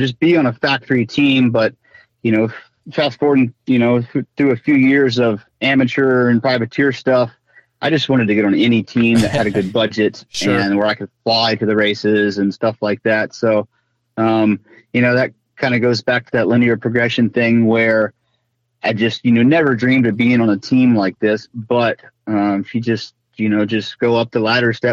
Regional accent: Virginia, United States; moved away as an adult; also born or lived in Orlando, Florida; back in Virginia, my hometown

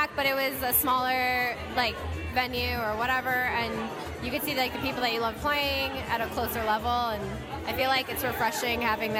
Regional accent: Cleveland, Ohio, United States; now in Chicago, United States; growing up in Cleveland

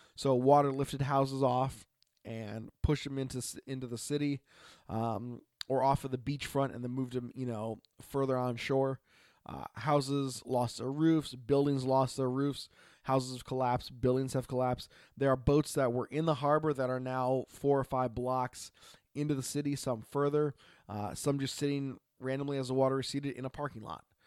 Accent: Oregon, United States; from Oregon

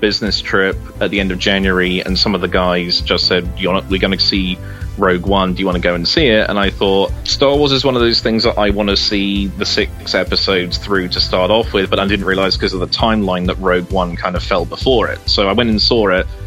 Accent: United Kingdom; now in United States; As you can probably tell from my accent, I'm from the UK. I'm the only one of my family that lives in the US

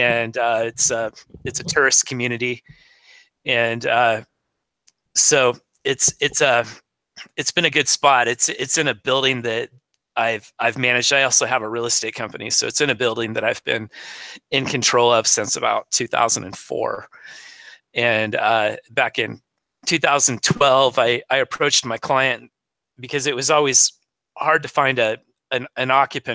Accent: Southern Oregon, United States; I was born and raised in Southern Oregon

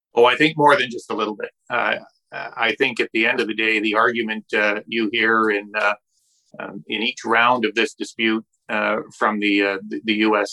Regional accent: British Columbia, Canada; Canadians and British Columbians and producers here

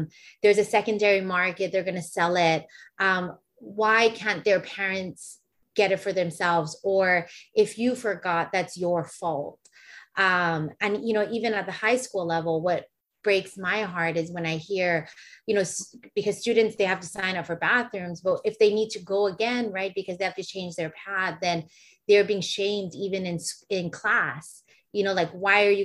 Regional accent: Waimanalo, Hawaii, United States; we grew up in Waimanalo on Hawaiian homelands

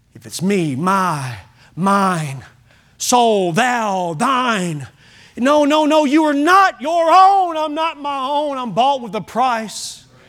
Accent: United States

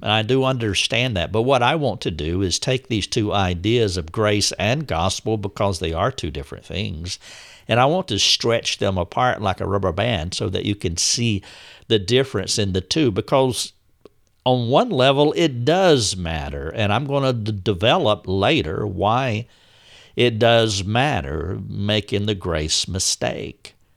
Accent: the South, United States; But I am from the South. I have always lived in the South.

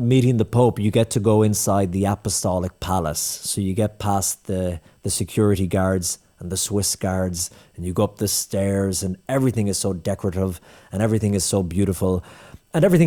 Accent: Ireland; I'm from Ireland.

